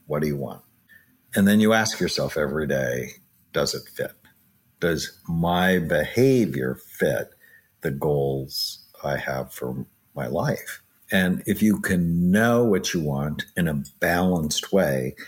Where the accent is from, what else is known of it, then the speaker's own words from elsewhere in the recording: Southern California, United States; I grew up in Southern California